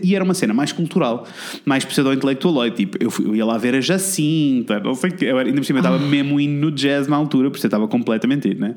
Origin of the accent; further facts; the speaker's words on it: Coimbra, Centro, Portugal; eu sou de Coimbra